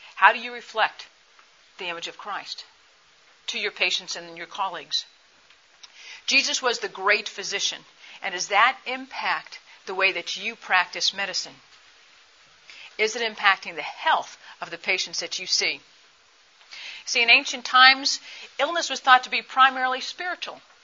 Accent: Michigan, United States; I'm from Michigan

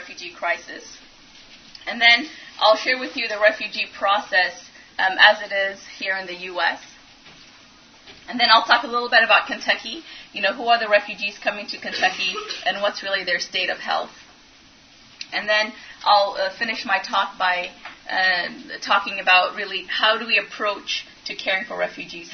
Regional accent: Ethiopia; also born or lived in Europe; now in Louisville, United States; I'm actually from Ethiopia and have lived all around Europe.

